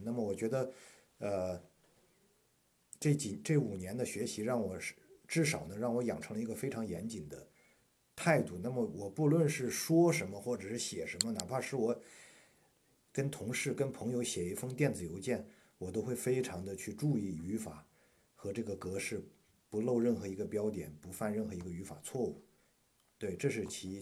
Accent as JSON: {"language": "Chinese", "country": "China", "moved": "as an adult", "lives_now": "United States", "said": "我们中国学生"}